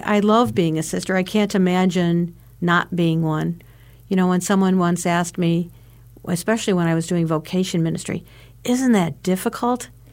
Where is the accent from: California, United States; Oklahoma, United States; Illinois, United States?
Illinois, United States; LaSalle; I come from LaSalle, Illinois, uh, St. Hyacinth's Parish in LaSalle, Illinois